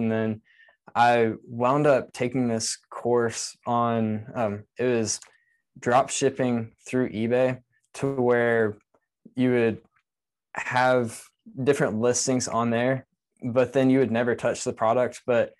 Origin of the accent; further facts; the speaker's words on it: Texas, United States; now in Lakeland, United States; So I say I'm from Texas because that's the longest I lived anywhere, which was 7 years. And I currently live in Lakeland, Florida, and that's right between Tampa and Orlando.